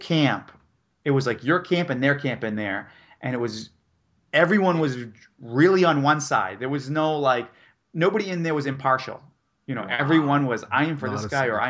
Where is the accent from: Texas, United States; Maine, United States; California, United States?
Maine, United States; rural; I'm from rural Maine